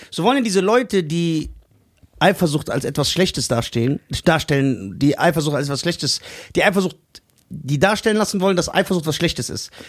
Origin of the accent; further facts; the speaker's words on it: Mexico; Und deswegen, ich bin doch Mexikaner. Ich weiß doch, wie der Hase läuft.